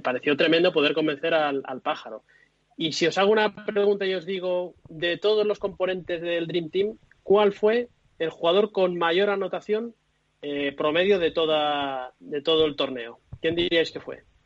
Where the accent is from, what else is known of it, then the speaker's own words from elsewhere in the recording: Tarragona, Catalonia, Spain; a mí me pilla esto con 11 años, ya una edad muy razonable para saber lo que estaba pasando al lado de mi casa, yo soy de Tarragona